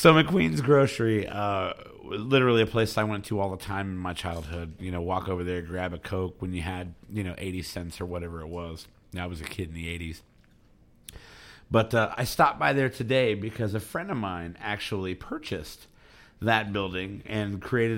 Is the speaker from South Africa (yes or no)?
no; Elizabethtown, United States; I'm an E-Town kid. I grew up in Elizabethtown